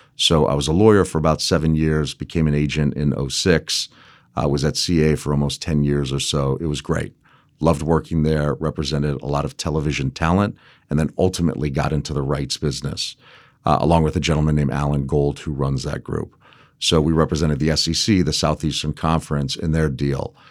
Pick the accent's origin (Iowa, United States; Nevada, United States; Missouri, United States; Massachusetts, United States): Nevada, United States; Las Vegas; also born or lived in Los Angeles / Hawaii; I grew up primarily in Las Vegas